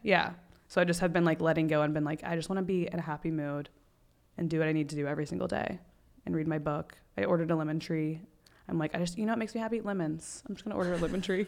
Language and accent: English; Texas, United States; moved away; also born or lived in Panama City, Florida / Destin, Florida; I grew up mostly in Texas